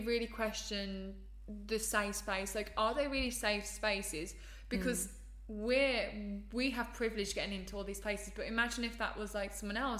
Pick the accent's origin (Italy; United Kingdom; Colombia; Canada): United Kingdom; Birmingham, West Midlands; I'm from Birmingham.